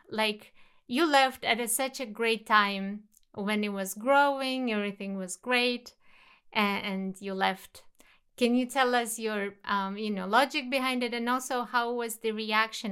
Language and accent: English; Kazakhstan; my home country, Kazakhstan